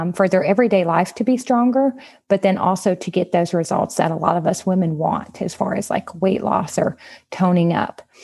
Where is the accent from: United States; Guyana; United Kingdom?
United States; Southwest Louisiana; I'm from Southwest Louisiana